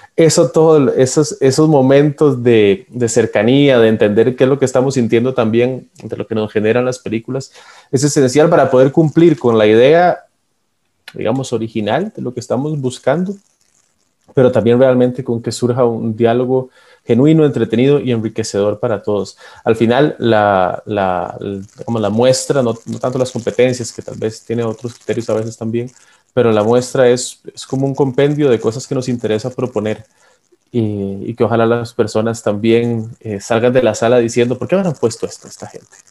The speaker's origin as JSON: {"language": "Spanish", "country": "Costa Rica"}